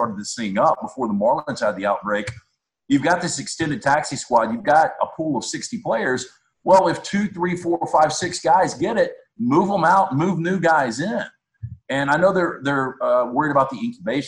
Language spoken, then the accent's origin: English; Birmingham, Alabama, United States; I grew up in Birmingham